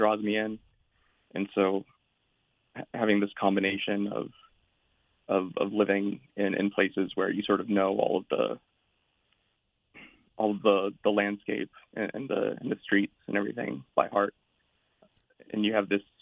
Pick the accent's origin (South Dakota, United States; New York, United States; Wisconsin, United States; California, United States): California, United States; Salinas; also born or lived in Berkeley, California; I'm from Salinas, California. It's sort of an agricultural town on the central coast